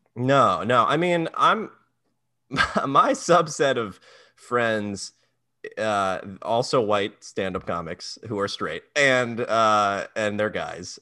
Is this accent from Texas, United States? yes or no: no; Maryland, United States; moved away as an adult; now in New York, United States; I'm from Maryland